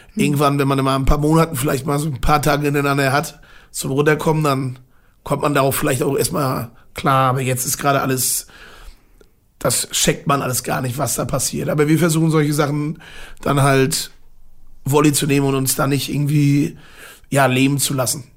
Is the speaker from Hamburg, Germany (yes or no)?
no; Mecklenburg-Vorpommern, Germany; born or raised there